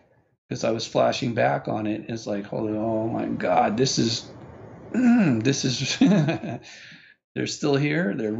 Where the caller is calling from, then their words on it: Hong Kong; I was calling from Hong Kong